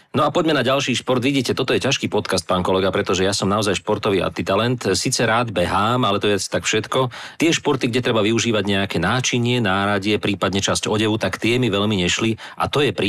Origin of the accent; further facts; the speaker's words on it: Zvolen, Banská Bystrica Region, Slovakia; ale keď ste spomenuli ten zvolenský štádion, tiež som vyrastal vo Zvolenia.